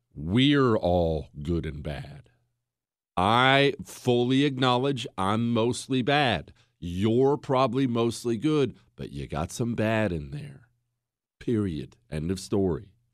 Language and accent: English; United States; I'm an American